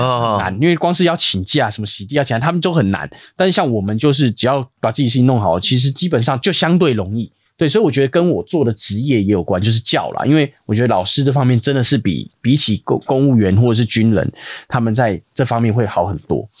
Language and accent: Chinese; Taipei, Taiwan; 我小时候住在那个东园街，就台北市东园街那里